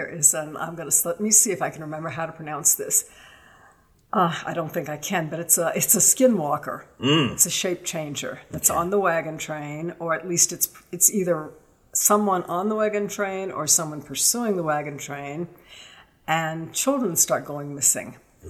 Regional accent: Richmond, Virginia, United States; Richmond, Virginia.

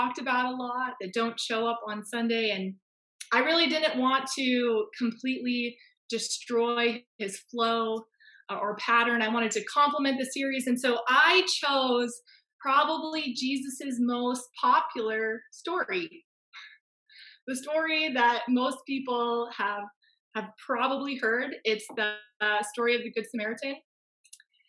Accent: Fresno, California, United States; moved away as an adult; now in Ontario, Canada; I am from Fresno. I just moved to Ontario, Canada just over a year ago

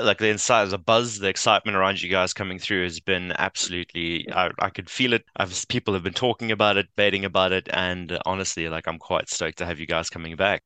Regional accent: South Africa; we as South Africans

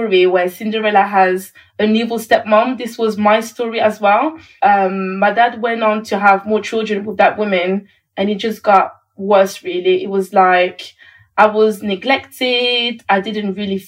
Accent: Paris, Île-de-France, France; moved away; I was born in Paris

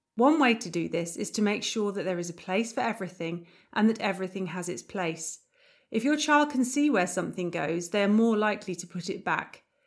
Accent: United Kingdom; moved away as an adult; now in Germany; As a Brit

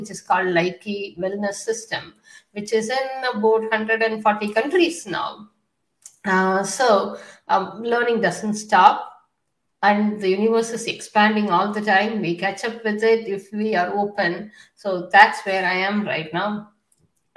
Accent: India; also born or lived in United Kingdom; now in United States; I was born in India in a patriarchal society

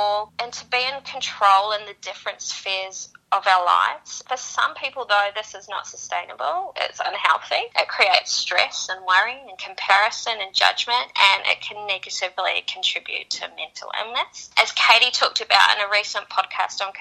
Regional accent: New Zealand; moved away as an adult; now in Sydney, Australia; I grew up in New Zealand and I moved to Sydney 10 years ago

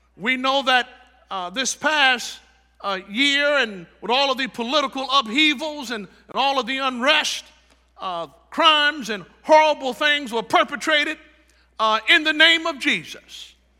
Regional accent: Chicago, Illinois, United States; now in Tampa Bay area, United States; I'm from Chicago.

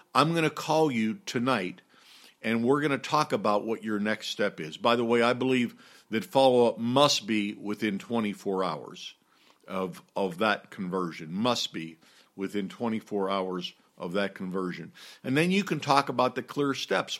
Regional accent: Pittsburgh, Pennsylvania, United States; moved away; I'm from Pittsburgh originally, and I grew up with Roberto Clemente as my hero.

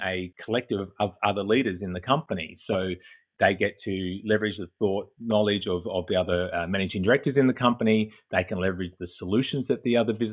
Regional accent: Australia; moved away as an adult; now in Boston, United States; as you may pick up from the accent, I'm originally from Australia. I currently reside in Boston, Massachusetts

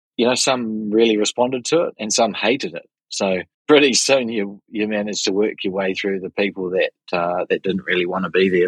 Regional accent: Auckland, New Zealand; have been born and bred in Auckland, have spent my entire life in New Zealand

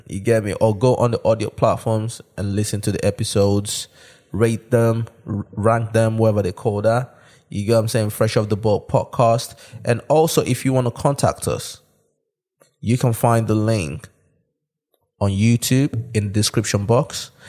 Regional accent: Nigeria; born there; I was born in Nigeria.

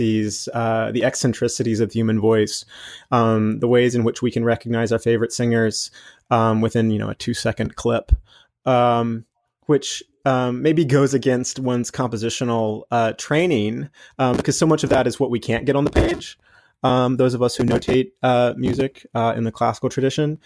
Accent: North Carolina, United States; I grew up in North Carolina myself, on a farm southeast of Charlotte

